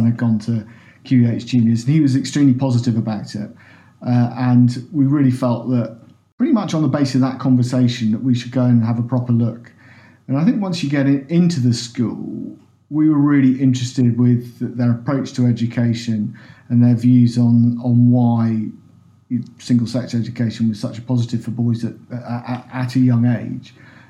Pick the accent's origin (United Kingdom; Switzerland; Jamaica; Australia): United Kingdom; Lincolnshire, East Midlands; moved away as an adult; also born or lived in Kent / London; now in Bristol, United Kingdom; I was born in Kent and grew up in Lincolnshire